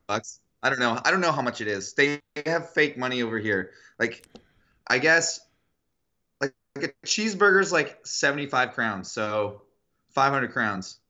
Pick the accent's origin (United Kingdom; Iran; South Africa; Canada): Canada; I'm from Canada, the place of the best women's soccer or football.